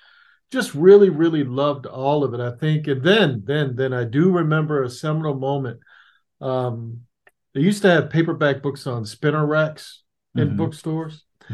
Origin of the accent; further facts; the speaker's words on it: Annapolis, Maryland, United States; I grew up in Annapolis, Maryland, which is outside of Baltimore and D.C.